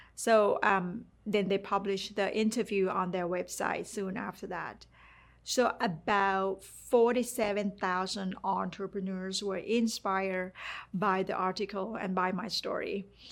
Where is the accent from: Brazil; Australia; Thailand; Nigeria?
Thailand; English is a second language; moved away; growing up in Thailand